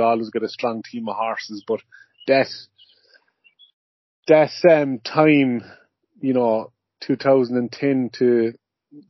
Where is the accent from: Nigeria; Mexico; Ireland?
Ireland; moved away as an adult; now in Goshen, United States; being Irish, and you know, growing up, you know, and working over there and in Europe in general